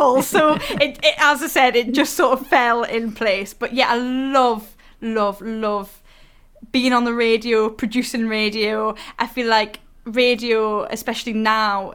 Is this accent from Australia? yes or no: no; the North East, North East England, United Kingdom; I'm from the Northeast and it's my accent